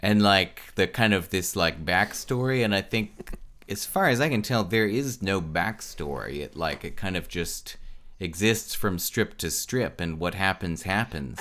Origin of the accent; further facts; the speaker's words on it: North Carolina, United States; now in Lawrence, Kansas, United States; from North Carolina